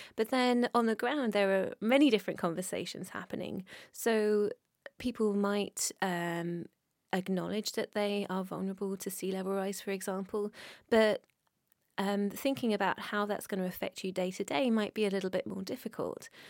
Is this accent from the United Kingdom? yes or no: yes; United Kingdom; I'm British